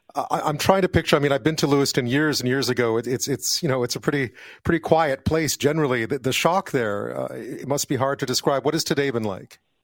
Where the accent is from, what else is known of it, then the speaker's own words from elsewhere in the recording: Montreal, Quebec, Canada; growing up in Montreal, as I did